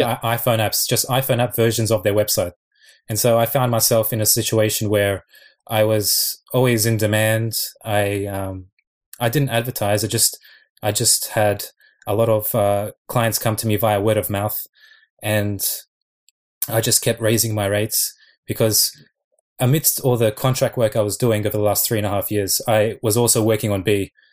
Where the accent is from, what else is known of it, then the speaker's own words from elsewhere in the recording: Sydney, New South Wales, Australia; moved away as an adult; now in Japan; I'm I'm from Sydney though. Like I've only been here for two months, but I'm originally from Sydney